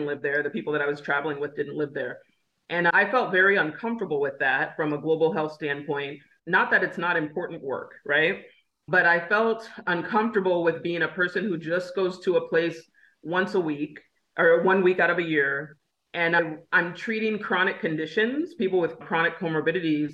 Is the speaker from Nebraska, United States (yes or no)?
yes; Lincoln, Nebraska, United States; I was born in Lincoln, Nebraska